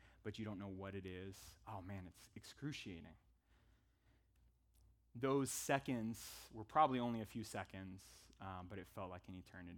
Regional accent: Northern California, United States; moved away as an adult; also born or lived in Tempe, Arizona; We're from Northern California originally

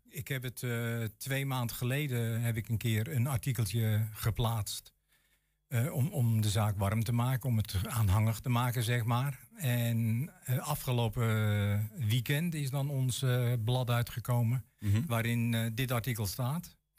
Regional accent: Huizen, North Holland, Netherlands; now in Enschede, Netherlands; ik kom zelf uit Huizen, dat is een vrij rijke gemeente.

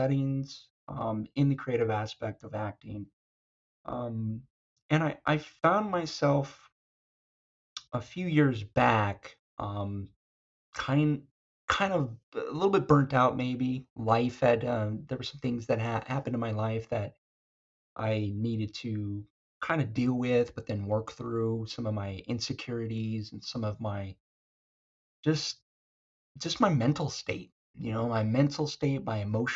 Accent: Arizona, United States; moved away as an adult; now in California, United States; I was born and raised in Arizona.

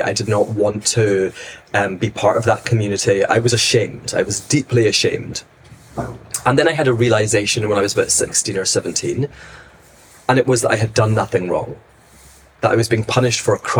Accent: Glasgow, Scotland, United Kingdom; I was raised in Glasgow, in a very small, very strong, very Zionist Jewish community.

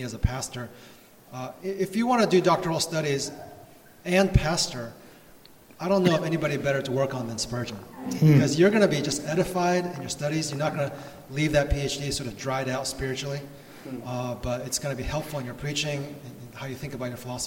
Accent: Houston, Texas, United States; also born or lived in São Paulo, Brazil; I grew up in Houston. My parents immigrated from Taiwan, first to Brazil, where I was born. I was actually born and raised in Sambala for 8 years, and then we moved up to Houston, where I grew up for most of my kind of grade school years.

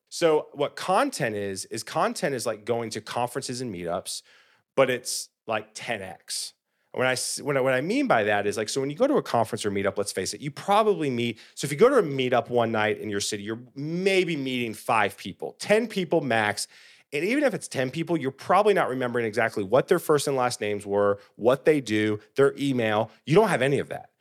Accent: South Carolina, United States; moved away as an adult; now in Nashville, United States; I grew up in South Carolina

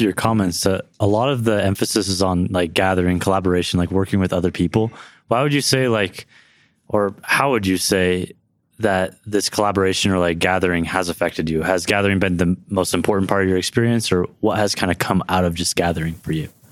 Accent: Livermore, California, United States; now in Provo, United States; I'm currently in Provo, Utah, but I was born and raised in Livermore, California, right outside San Francisco, California

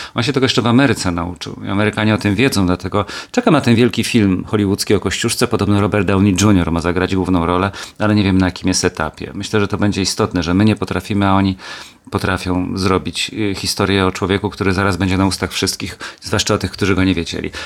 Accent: Kielce, Świętokrzyskie Voivodeship, Poland; moved away; also born or lived in Gliwice / Katowice; Kielce moje rodzinne

